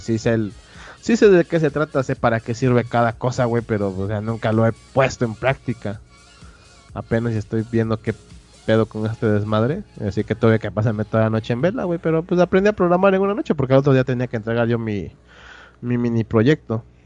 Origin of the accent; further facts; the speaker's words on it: Oaxaca, Mexico; moved away as an adult; now in Puebla, Mexico; yo soy de Oaxaca. Estuve estudiando la carrera de ingeniería de sistemas en Puebla.